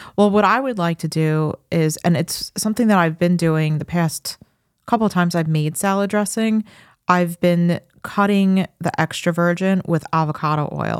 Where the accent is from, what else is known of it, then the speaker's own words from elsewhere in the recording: Farmingdale, New York, United States; I grew up in Farmingdale.